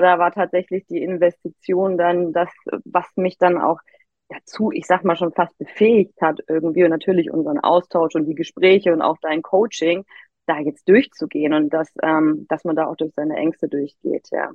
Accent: Immenstaad am Bodensee, Baden-Württemberg, Germany; moved away as an adult; also born or lived in Hamburg; von Hamburg wieder in mein Heimatdorf im Immenstadt am Bodensee gezogen

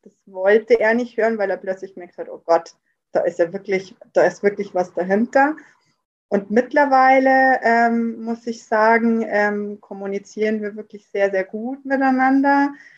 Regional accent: near Rosenheim, Upper Bavaria, Germany; bin aus Oberbayern, in der Nähe aus Rosenheim

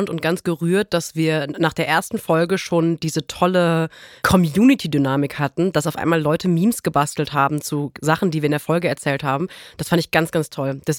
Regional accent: North Rhine-Westphalia, Germany

